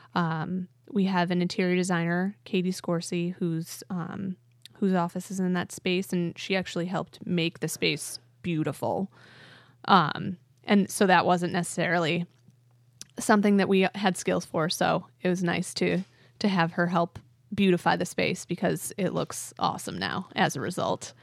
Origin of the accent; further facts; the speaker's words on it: Honeoye Falls, New York, United States; also born or lived in Midwest / Webster, New York; when I was five, we moved to Webster. And then I spent my formative years in Honeyway Falls